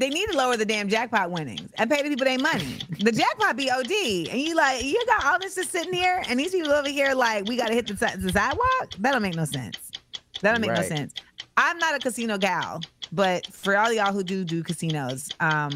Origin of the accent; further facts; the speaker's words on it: Florida, United States; also born or lived in New York; now in Los Angeles, United States; I'm from Florida